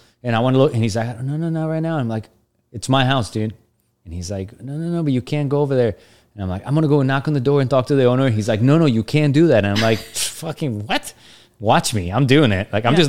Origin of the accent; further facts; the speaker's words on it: Bogota, Bogotá Capital District, Colombia; I grew up in Bogota, Colombia, like, the furthest thing from Independence ever in every way.